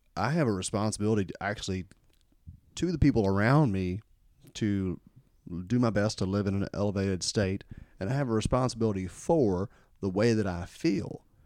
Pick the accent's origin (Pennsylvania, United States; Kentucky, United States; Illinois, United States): Kentucky, United States; growing up in Kentucky here, there's, uh, there's still quite a bit of racism